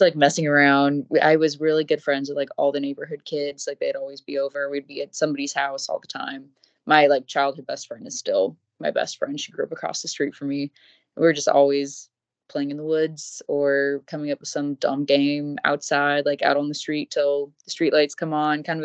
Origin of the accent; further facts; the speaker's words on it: Everett, Washington, United States; I grew up in Everett, Washington, which is like 20 minutes north of Seattle.